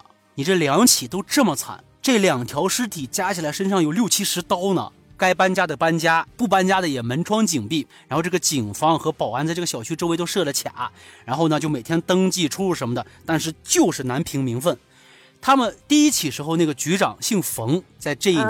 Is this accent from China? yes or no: yes; China; 因为白银离我的老家不是很远